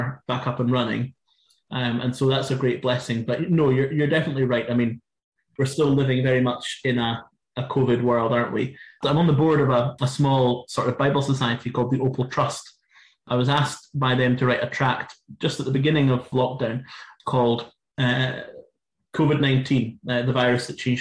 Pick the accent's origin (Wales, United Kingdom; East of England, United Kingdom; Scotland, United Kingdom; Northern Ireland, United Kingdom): Scotland, United Kingdom; Inverness; my hometown. In Inverness